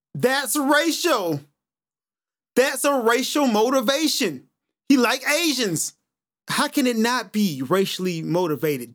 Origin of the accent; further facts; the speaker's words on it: United States; being an American